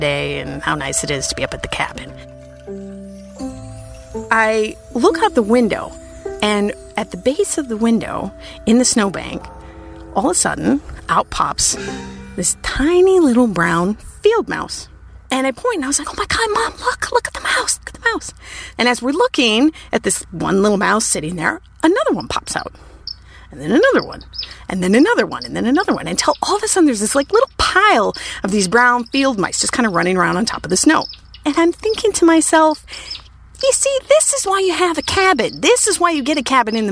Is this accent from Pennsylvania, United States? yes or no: no; Minnesota, United States; I grew up in Minnesota